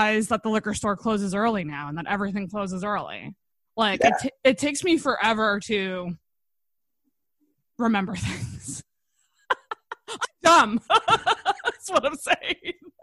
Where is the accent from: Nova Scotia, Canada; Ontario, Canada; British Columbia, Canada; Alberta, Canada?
Nova Scotia, Canada; Antigonish; I'm like from the Maritimes. I grew up in Anaconish, so like I'm a Maritimer